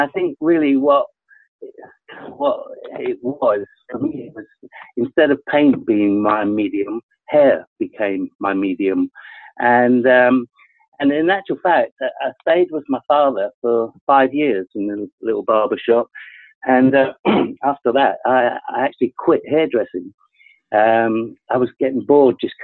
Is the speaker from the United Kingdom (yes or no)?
yes; England, United Kingdom; also born or lived in Scotland; I was born in Scotland, moved down to England